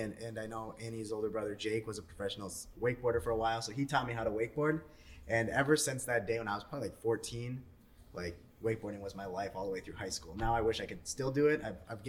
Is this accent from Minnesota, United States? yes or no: yes; Little Pelican Lake, Minnesota, United States; I grew up actually on Little Pelican.